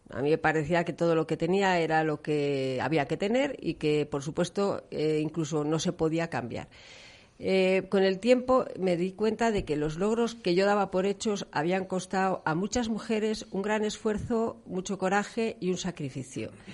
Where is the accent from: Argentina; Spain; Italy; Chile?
Spain; León, Castile and León; now in Valladolid, Spain; yo soy de León, aunque llevo aquí muchos años